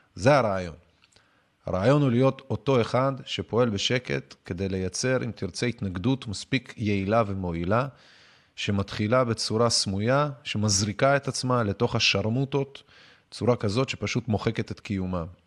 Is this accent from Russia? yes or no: yes; Russia; now in Israel; אני מגיע ממדינה, כאילו, מרוסיה